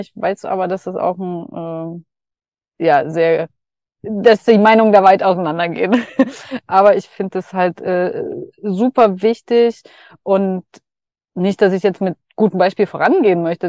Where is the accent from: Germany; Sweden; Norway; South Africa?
Germany; Dresden, Saxony; moved away; auf dem Weg nach Dresden wieder, ja. meine Heimat